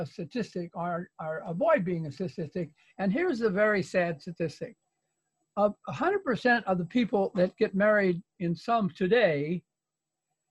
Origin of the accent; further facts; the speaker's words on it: Indianapolis, Indiana, United States; also born or lived in West Coast; now in Connecticut, United States; I'm originally a Hoosier from Indianapolis, and I got lost in the West Coast